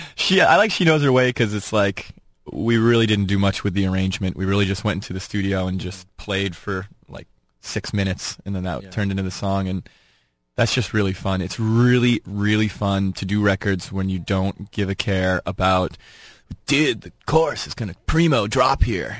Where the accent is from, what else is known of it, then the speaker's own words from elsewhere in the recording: Boston, Massachusetts, United States; we're from Boston